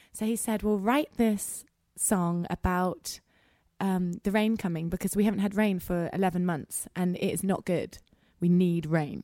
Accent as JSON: {"language": "English", "region": "England", "country": "United Kingdom", "said": "I'm English"}